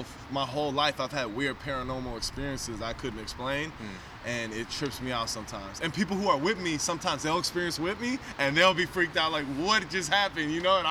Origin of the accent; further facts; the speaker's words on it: San Francisco, California, United States; And so my story, I was born on Geary at Kaiser. And then...